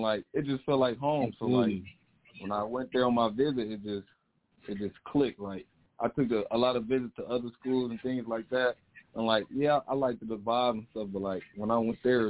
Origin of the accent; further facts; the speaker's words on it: Pontiac, Michigan, United States; being from Pontiac, a small town, you know, not too many people out here making and stuff like